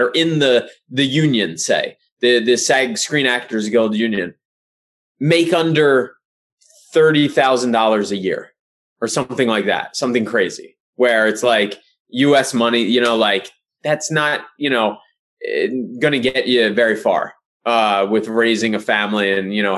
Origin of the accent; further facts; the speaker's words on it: Pottstown, Pennsylvania, United States; moved away; where I grew up in Pottstown, Pennsylvania